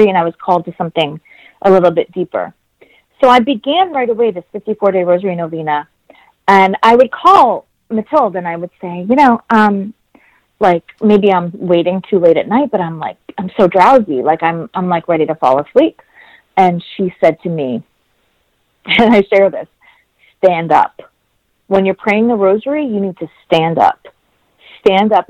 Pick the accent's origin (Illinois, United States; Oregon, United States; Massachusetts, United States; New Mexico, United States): Massachusetts, United States; Boston; I grew up around Basilica Mission Church in Roxbury, Massachusetts